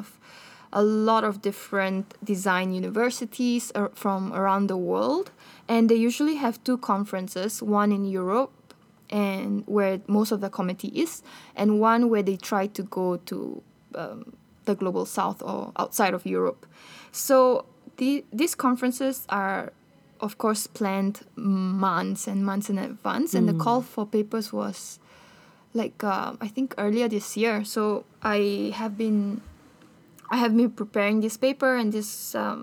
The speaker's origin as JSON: {"language": "English", "country": "Bolivia", "tie": "born or raised there", "moved": "yes", "said": "I'm actually from Bolivia"}